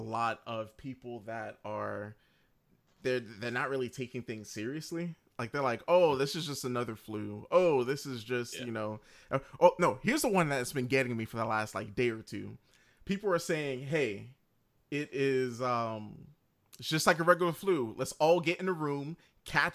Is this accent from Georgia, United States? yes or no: yes; Georgia, United States; we're all from Georgia